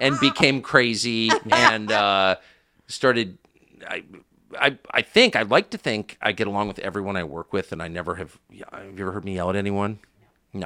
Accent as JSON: {"language": "English", "country": "United States", "said": "I'm an American"}